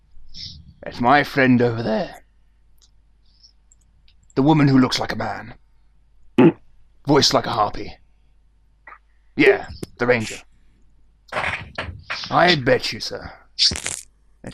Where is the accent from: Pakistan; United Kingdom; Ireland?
United Kingdom; I'm British.